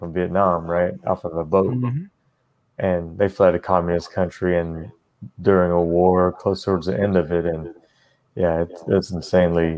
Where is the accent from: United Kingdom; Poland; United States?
United States; I was born here in America